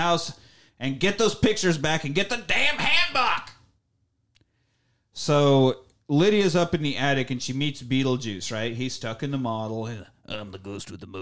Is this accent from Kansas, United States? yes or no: yes; Beloit, Kansas, United States; moved away; my hometown of Beloit, Kansas